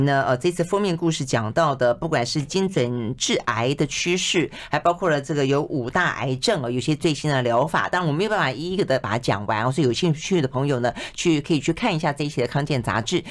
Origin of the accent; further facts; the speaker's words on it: Taiwan; 我们台湾人本身